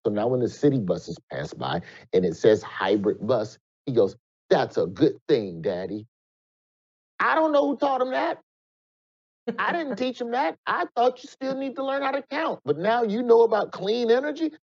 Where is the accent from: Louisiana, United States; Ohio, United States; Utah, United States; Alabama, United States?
Alabama, United States; Alabama, my home state.